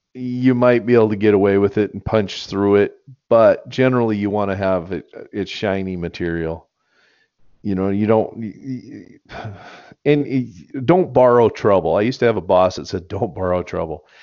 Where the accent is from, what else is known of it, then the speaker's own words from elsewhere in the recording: United States; I grew up there